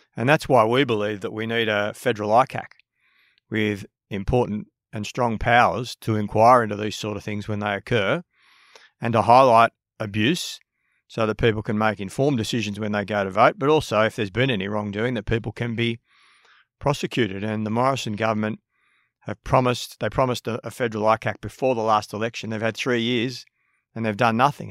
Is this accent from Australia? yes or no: yes; Sydney, New South Wales, Australia; I grew up in Maroubra, um, born and bred